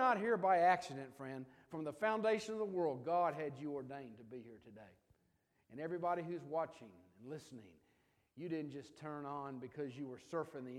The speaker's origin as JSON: {"language": "English", "town": "Memphis", "region": "Tennessee", "country": "United States", "tie": "born or raised there", "said": "Memphis is my hometown and Ginger's hometown."}